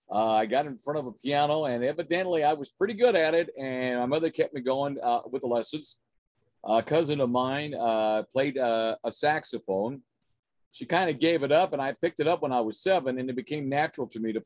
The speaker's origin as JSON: {"language": "English", "town": "Tipton", "region": "California", "country": "United States", "tie": "born or raised there", "also_born_or_lived": "Porterville, California", "said": "I am a native of the San Joaquin Valley, Central California. I was born in Porterville. Mm-hmm. I grew up in a farming community in Tulare County, Tipton, California."}